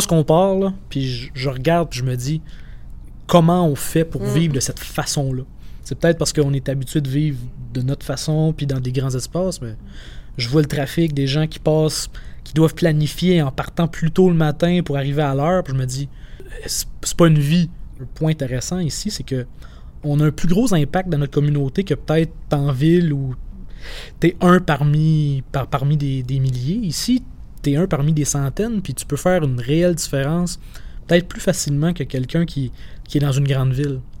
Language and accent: French; Montreal, Quebec, Canada; moved away; je suis né à Montréal